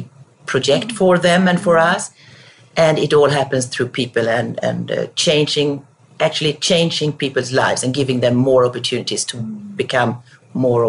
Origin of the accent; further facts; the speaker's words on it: Sweden; moved away as an adult; also born or lived in France / Belgium / Germany; now in Canada; So I'm Swedish. And of course, I was raised in Sweden.